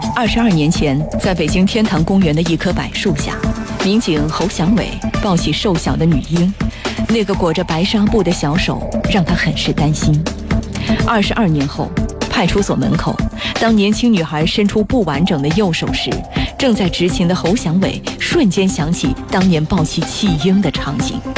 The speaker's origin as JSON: {"language": "Chinese", "country": "United States", "tie": "born or raised there", "also_born_or_lived": "Beijing, China", "second_language": "Chinese", "said": "我从美国来的"}